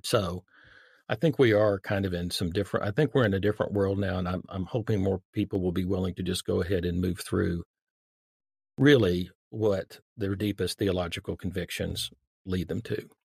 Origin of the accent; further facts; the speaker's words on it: Dallas, Texas, United States; I grew up in the Dallas-Fort Worth Metroplex